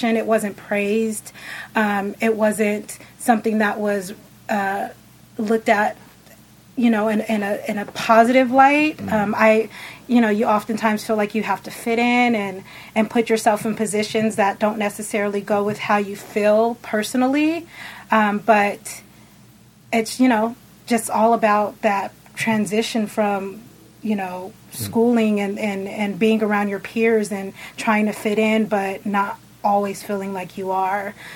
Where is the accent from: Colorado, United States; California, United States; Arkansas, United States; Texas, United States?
California, United States; San Diego; also born or lived in Riverside, California; I grew up in San Diego. I did the first part of my life there